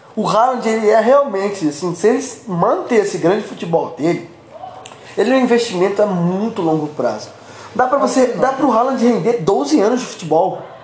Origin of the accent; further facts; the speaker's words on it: Brazil; Eu, como brasileiro